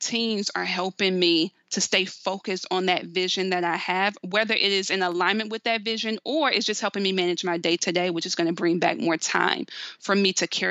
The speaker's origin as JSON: {"language": "English", "region": "the South", "country": "United States", "said": "I'm from the South"}